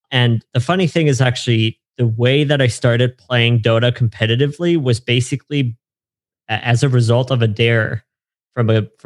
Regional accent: Germany; So I grew up in Germany. I'm okay. I'm German.

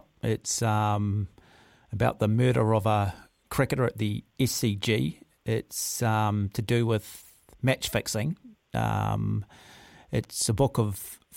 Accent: Auckland, New Zealand; I grew up in Mount Albert

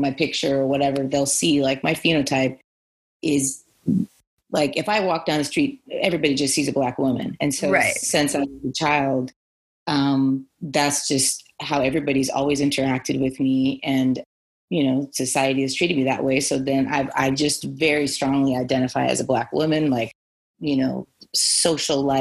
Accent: Santa Monica, California, United States; I was born in Santa Monica. I'm born and raised in Cali. I'm a Cali girl for life

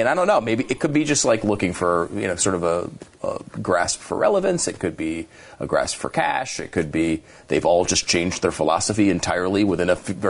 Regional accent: Canada; other than being just a Canadian sports celebrity in general.

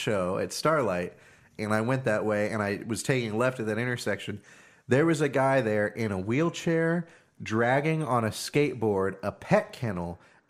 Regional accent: Compton, California, United States; No, I'm from Compton originally.

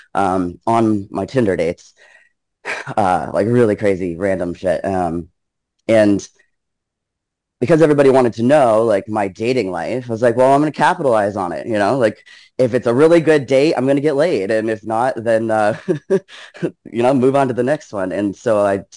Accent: Canada; moved away; I grew up in Canada, actually.

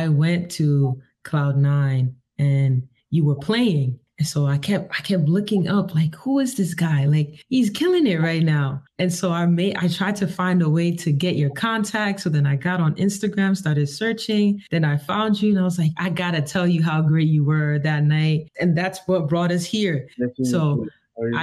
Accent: New York, United States; now in Texas, United States; being raised in New York, African music was always around me.

